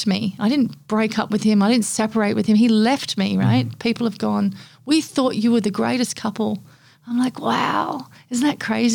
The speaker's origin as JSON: {"language": "English", "country": "Papua New Guinea", "tie": "born or raised there", "also_born_or_lived": "Australia / Indonesia", "moved": "as an adult", "lives_now": "Gold Coast, Australia", "said": "growing up in Papua New Guinea for 21 years and then moving to Australia and then moving to Indonesia"}